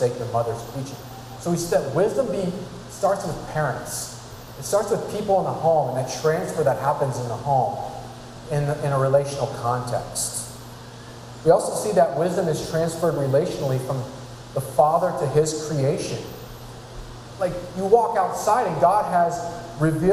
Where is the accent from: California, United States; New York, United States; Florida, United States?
California, United States; I'm from California. I'm not from New England